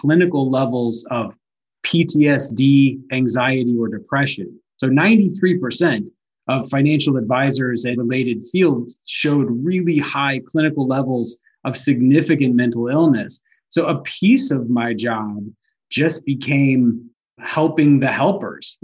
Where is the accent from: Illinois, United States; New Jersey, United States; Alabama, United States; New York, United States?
Alabama, United States; North; now in Atlanta, United States; I grew up in North Alabama